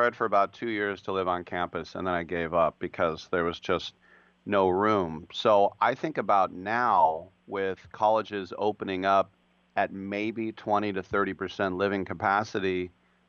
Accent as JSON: {"language": "English", "town": "Oakland", "region": "California", "country": "United States", "tie": "born or raised there", "said": "growing up in the Oakland, Berkeley era and hanging around Cal"}